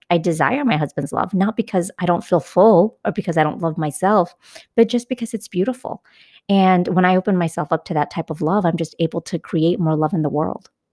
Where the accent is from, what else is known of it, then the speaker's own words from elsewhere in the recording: California, United States; I'm a Californian